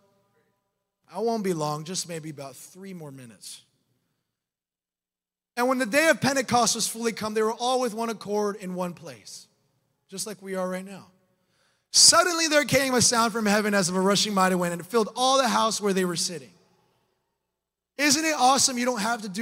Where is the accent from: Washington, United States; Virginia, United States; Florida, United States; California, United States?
Florida, United States; I'm from Florida